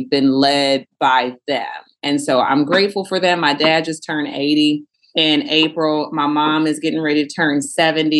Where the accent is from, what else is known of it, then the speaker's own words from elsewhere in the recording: Houston, Texas, United States; moved away as an adult; I'm from Houston, Texas, but I've lived a little bit of everywhere